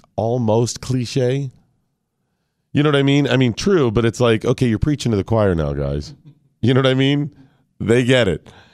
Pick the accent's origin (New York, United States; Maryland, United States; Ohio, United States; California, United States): Ohio, United States; Northeastern; moved away; white guy growing up in Northeastern Ohio, Christian, rural family